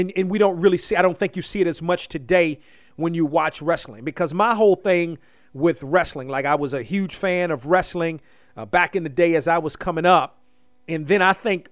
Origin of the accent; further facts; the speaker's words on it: Washington, United States; So I grew up in the Washington area